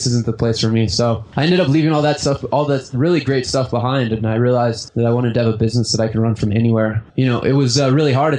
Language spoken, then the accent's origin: English; West Coast, United States; I'm very American, you know. I was raised in the same town as, like, my dad and stuff.